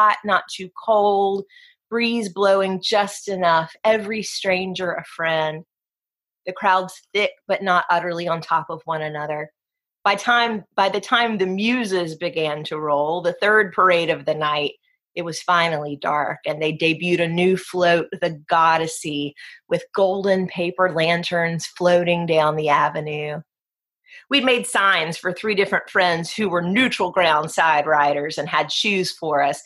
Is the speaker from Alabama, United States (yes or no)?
yes; Gulf Coast of Alabama, United States; moved away as an adult; also born or lived in Virginia; now in New Orleans, United States; Growing up on the Gulf Coast of Alabama and then raising my family in New Orleans